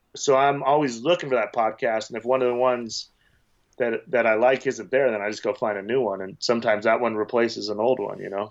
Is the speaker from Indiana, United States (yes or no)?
no; Wyoming, United States; moved away as an adult; also born or lived in Las Vegas; I grew up in Wyoming, a small town